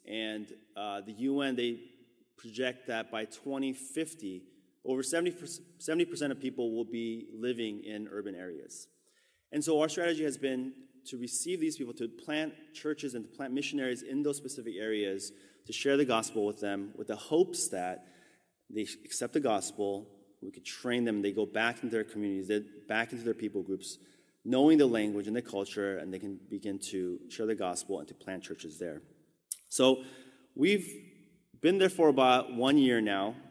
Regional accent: Southern California, United States; moved away as an adult; also born or lived in Korea / Orange County; now in New York, United States; I had basically been raised my whole life after we immigrated from Korea for the last thirty-six years in Southern California

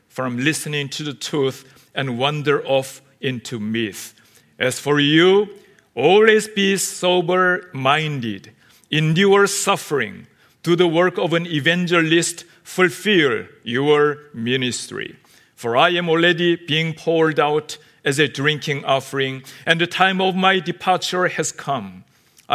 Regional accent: South Korea; first language Korean; English is a second language; We Koreans

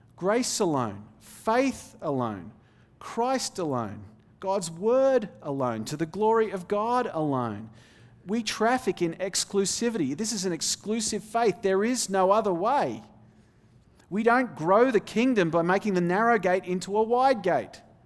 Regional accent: Australia; moved away as an adult; also born or lived in Denmark / Little Elm, Texas; now in Texas, United States; I grew up in the Australian outback

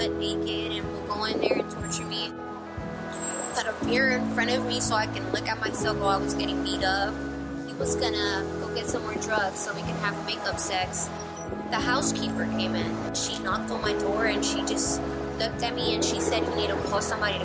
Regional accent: San Francisco, California, United States; this is where I grew up. I came here when I was 7 years old

